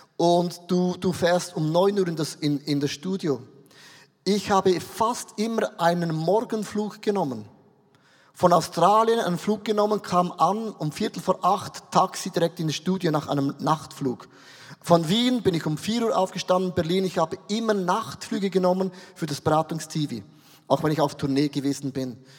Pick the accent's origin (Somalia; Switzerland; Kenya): Switzerland; als Schweizer